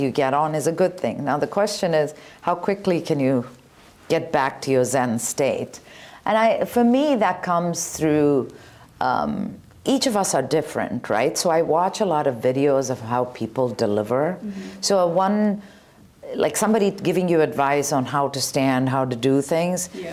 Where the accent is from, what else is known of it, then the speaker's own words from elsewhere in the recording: Bangalore, Karnataka, India; moved away; When I was younger, I grew up in India in Bangalore.